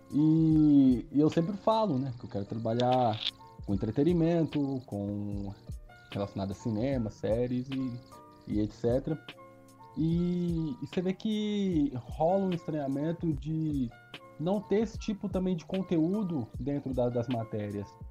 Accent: São Paulo, Brazil; moved away as an adult; also born or lived in Uberlândia; eu nasci em São Paulo, mas eu sou de cidade pequena. minha família mora no interior, até onde eu tô agora, nesse, né, nesse tempo de pandemia. E então, assim, minha infância toda, minha adolescência, eu passei em cidade pequena

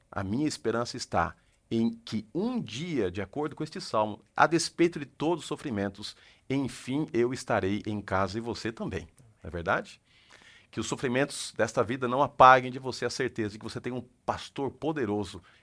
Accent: São Paulo, Brazil; also born or lived in Santa Catarina / Paraná; Porque eu nasci em São Paulo, perambulei em vários lugares aí pelo estado de São Paulo, meu pai sendo pastor, depois fui pastor em Santa Catarina, em vários locais, no Paraná, estou aqui de novo.

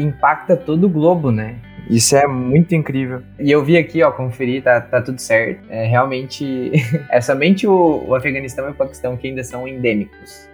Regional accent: Minas Gerais, Brazil; moved away as an adult; now in Pelotas, Brazil; sou de Minas Gerais e agora estou morando aqui em Pelotas

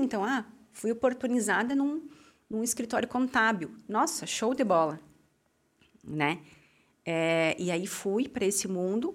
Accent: Amaral, Brazil; moved away as an adult; now in Farroupilha, Brazil; saí da minha cidade natal, que é Amaral, vim para Farroupilha

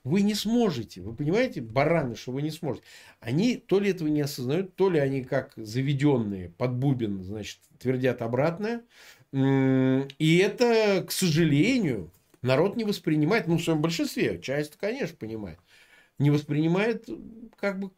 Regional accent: Samara, Samara Oblast, Russia; born there; Слушай, я вот родился в Самаре, да, прежний Куйбышев.

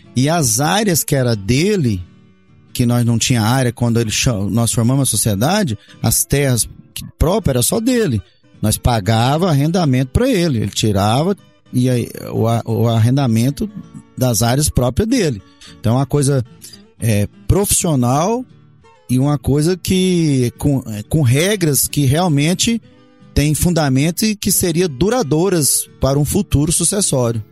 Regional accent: Montividiu, Goiás, Brazil; also born or lived in Goioerê, Paraná / Rio Verde, Goiás; cresci ali em Montevidil

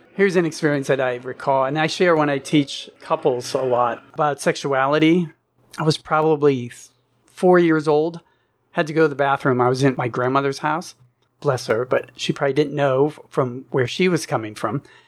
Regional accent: Pittsburgh, Pennsylvania, United States; moved away as an adult; also born or lived in Fairfield, Iowa; now in Ashland, United States; I moved out west from Pittsburgh, Pennsylvania, is I remember I grew up in Pennsylvania

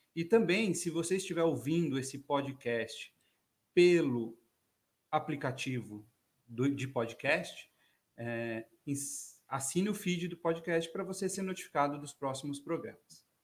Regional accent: São Paulo, Brazil; a gente é da Zona Norte, né? Eu sou lá da Zona Norte também

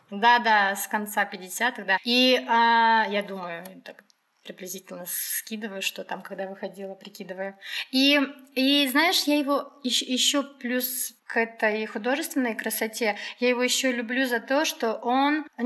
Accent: Ingushetia, Russia; Я узнал, что мы из Кавказа

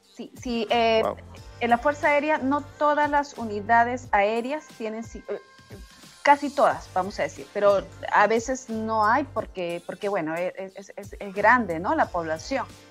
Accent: Lima, Peru; also born or lived in a province of Peru; yo nací en una provincia de Perú, pero todo el tiempo he, vivido en la capital de Perú, en Lima

